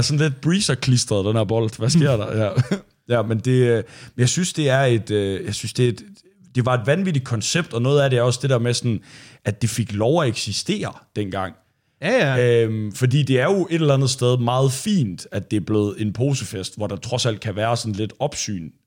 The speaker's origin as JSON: {"language": "Danish", "area": "Thy, Northwest Jutland", "region": "North Denmark Region", "country": "Denmark", "tie": "born or raised there", "said": "jeg er fra Thy i Nordvestjylland, og der var det jo meget en ting, når vi startede med at, øh, at drikke alkohol og gå i byen"}